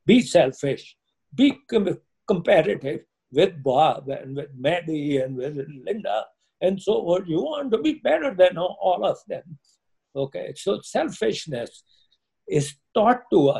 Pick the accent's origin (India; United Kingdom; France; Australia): India; now in United States; I come from India.